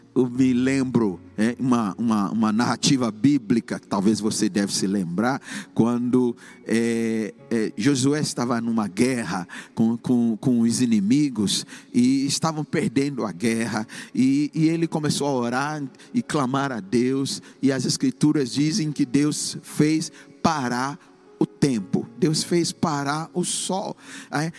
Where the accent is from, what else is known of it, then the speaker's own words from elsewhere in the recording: Ghana; moved away as an adult; cursando engenharia química no país de Gana, na minha terra natal, onde eu nasci.